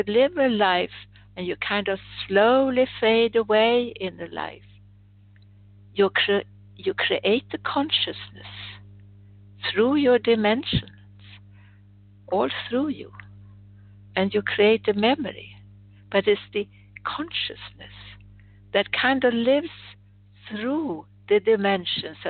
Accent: Sweden; moved away; I was born in Sweden

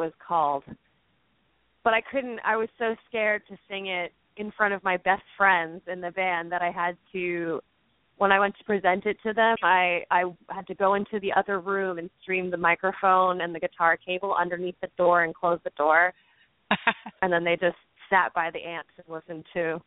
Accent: Doylestown, Pennsylvania, United States; I grew up in Doylestown, which is a suburb outside of the city. So maybe I just never picked up that classic Philly accent

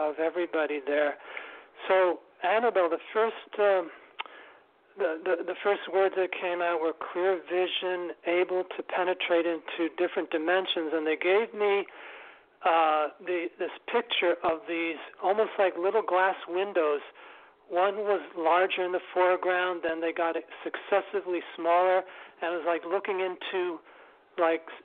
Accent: New York City, New York, United States; I live and I was brought up in New York City, Manhattan

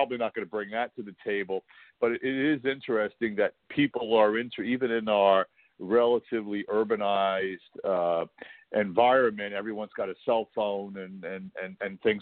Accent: Waldwick, New Jersey, United States; We grew up in a in Waldwick, you know, with my parents and my siblings

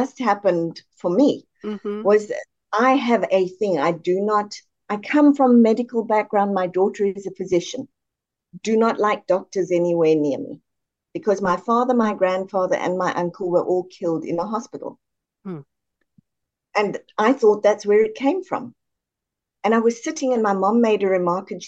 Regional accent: South Africa; moved away as an adult; Born and raised in South Africa, moved across here in about 96.

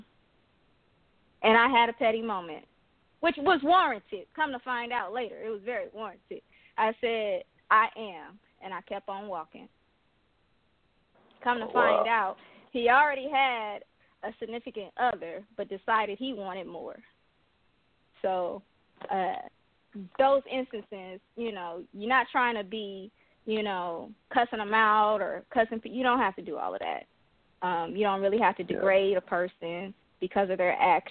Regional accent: Compton, California, United States; I'm originally from Thompson, California

